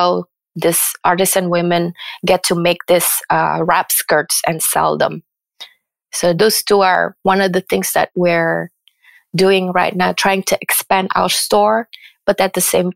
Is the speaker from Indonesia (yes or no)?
yes; Indonesia; also born or lived in Philadelphia / San Francisco; now in United States; Indonesia is my home country